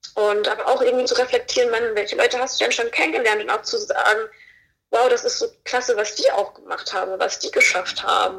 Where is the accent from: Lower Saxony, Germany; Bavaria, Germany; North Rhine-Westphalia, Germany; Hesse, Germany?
Hesse, Germany; Fulda; moved away as an adult; now in Berlin, Germany; Ich komme aus Fulda. Ich, ähm, ich, bin mit 19 Jahren bin ich nach Berlin gekommen